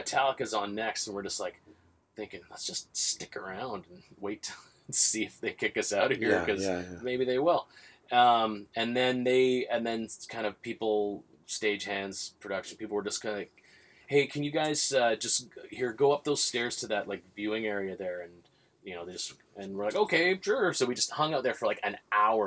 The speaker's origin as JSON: {"language": "English", "town": "Vancouver", "region": "British Columbia", "country": "Canada", "said": "I'm Canadian. I'm from Vancouver"}